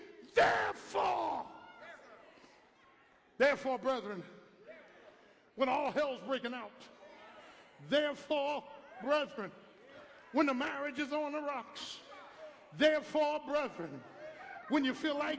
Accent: Philadelphia, Pennsylvania, United States; born or raised there

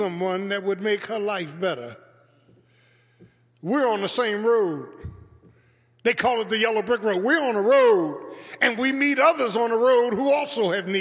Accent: Philadelphia, Pennsylvania, United States; growing up in South Philadelphia

